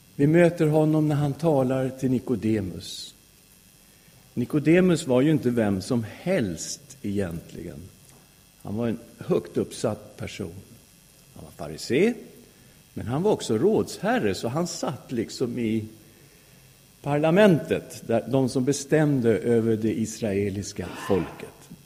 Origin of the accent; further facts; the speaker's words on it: Sweden; Jag är svensk därför att jag har svenska föräldrar